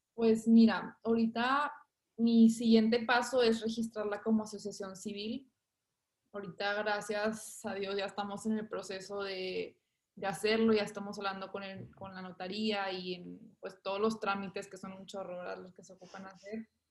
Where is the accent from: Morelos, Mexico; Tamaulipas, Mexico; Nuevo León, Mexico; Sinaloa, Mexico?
Nuevo León, Mexico; Monterrey; yo ahorita tengo 19 años, nací en Monterrey.